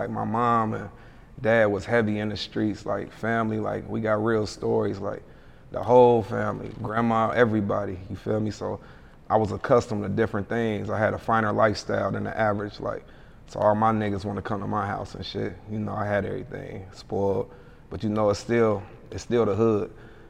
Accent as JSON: {"language": "English", "town": "Hamilton", "region": "Ohio", "country": "United States", "said": "Yeah, I'm from Ohio. Yeah. Ohio, money state, money town, Gym City, Nasty Natty, yeah. Hamilton."}